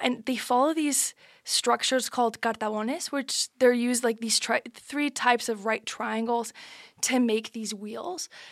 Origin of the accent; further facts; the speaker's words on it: Madrid, Community of Madrid, Spain; I'm from Madrid, but my dad's from Granada